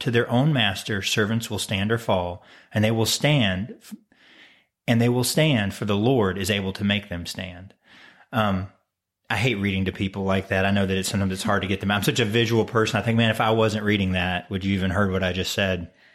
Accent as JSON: {"language": "English", "country": "United States"}